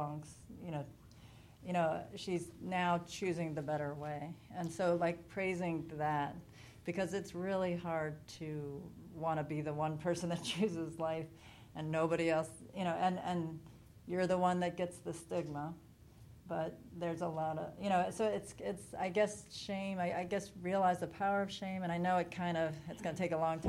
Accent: Chevy Chase, Maryland, United States; I am from the D.C. area, but I'm from Chevy Chase.

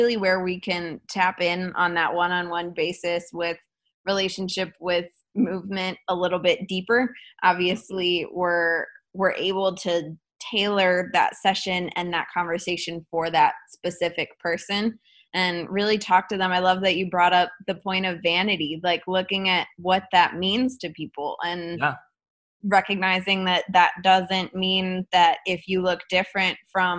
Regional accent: Cleveland, Ohio, United States; also born or lived in Midtown, Atlanta; now in Atlanta, United States; I was born and raised in Cleveland, Ohio, and I live in Midtown now

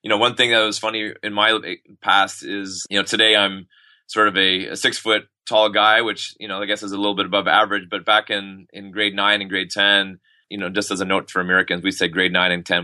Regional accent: Ottawa, Ontario, Canada; moved away as an adult; also born or lived in Texas; now in Montreal, Canada; I grew up in Ottawa, which is the capital city of Canada.

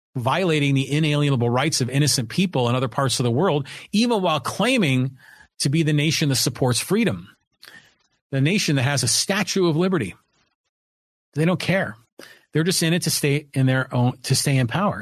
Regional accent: Poway, California, United States; my hometown, my community of Poway, California

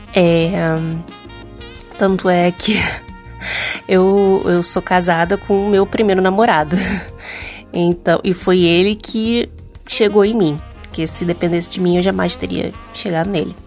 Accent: Rio de Janeiro, Brazil; sou do Rio de Janeiro

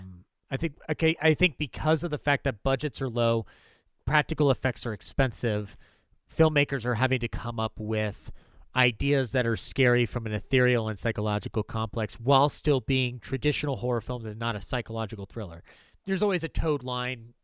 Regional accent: United States; I'm American

